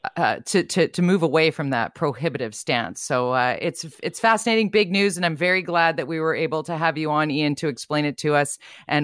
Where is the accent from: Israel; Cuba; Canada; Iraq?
Canada; Tsawwassen, British Columbia; I grew up in Tawasin and I remember my folks going down into Point Roberts to go to the Reef to have a beer on a Sunday